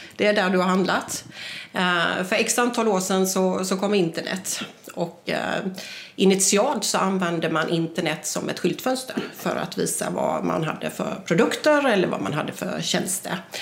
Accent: Jönköping, Jönköping County, Sweden; jag kommer ju från Jönköping

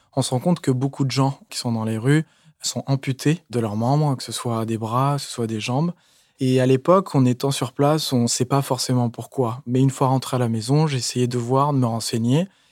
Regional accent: Paris, Île-de-France, France; je viens de Paris

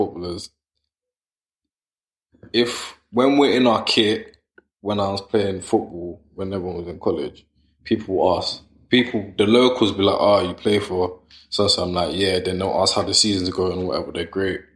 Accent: England, United Kingdom; I'm born here and in the generations of my family, me and my cousins are the most English

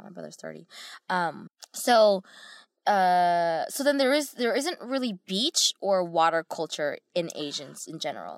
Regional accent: United States; growing up in America

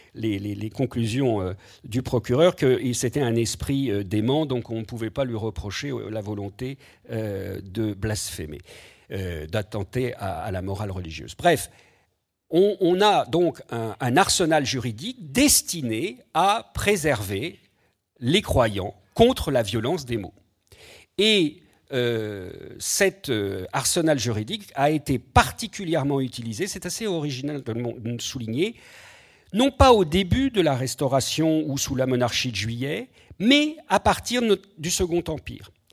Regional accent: France; chez nous en France

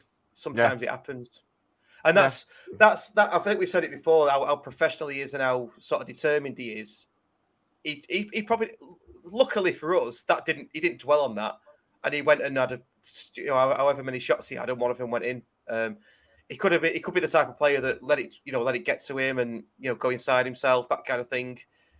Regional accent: Brinnington, North West England, United Kingdom; also born or lived in Bredbury; I'm not from Brinny. Back. I'm from Shoreath, Bridgehall, then Brinny, then Bredbury.

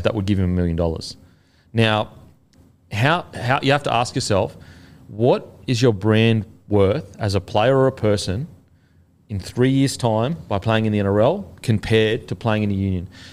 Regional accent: Australia; as an Australian

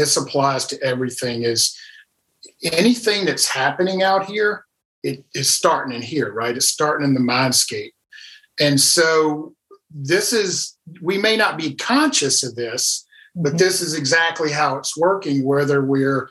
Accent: South Louisiana, United States; moved away as an adult; also born or lived in Nashville, Tennessee; I was originally from South Louisiana and moved to Nashville, Tennessee.

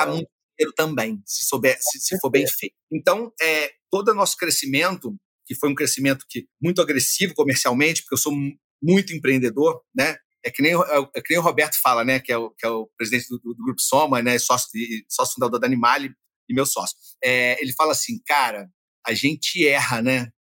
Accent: Rio de Janeiro, Brazil; nasci na Gávea, mas morei muitos anos na Tijuca

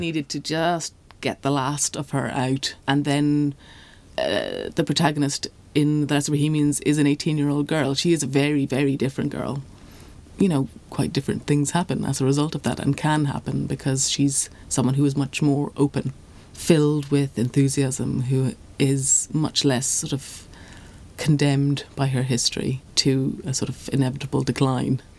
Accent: Ireland; being Irish

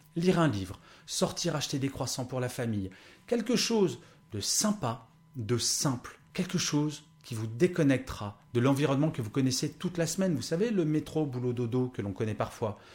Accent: France; born or raised there

